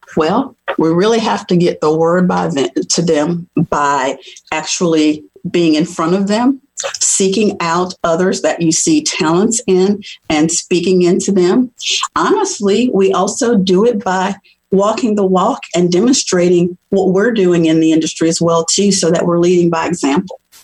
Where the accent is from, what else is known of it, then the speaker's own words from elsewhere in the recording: New Orleans, Louisiana, United States; moved away as an adult; also born or lived in Tennessee; I grew up in New Orleans, Louisiana, where there is a gumbo mixing pot of cultures